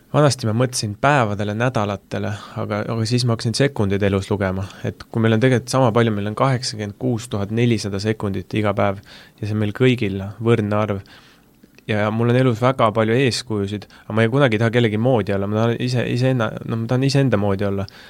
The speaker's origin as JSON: {"language": "Estonian", "town": "Tartu", "region": "Tartu County", "country": "Estonia", "moved": "yes", "said": "ma olen Tartust pärit"}